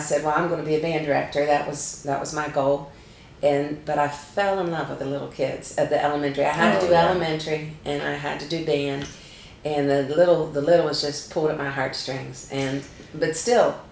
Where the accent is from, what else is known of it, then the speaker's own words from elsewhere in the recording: Ohio, United States; also born or lived in West Virginia; now in Myrtle Beach, United States; I moved from West Virginia to Ohio when I was 8 in third grade, in the middle of the year in third grade